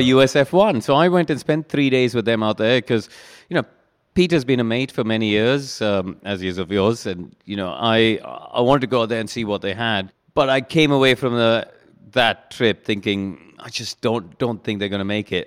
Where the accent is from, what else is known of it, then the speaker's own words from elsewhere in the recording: India; moved away as an adult; also born or lived in Brackley, England; growing up in India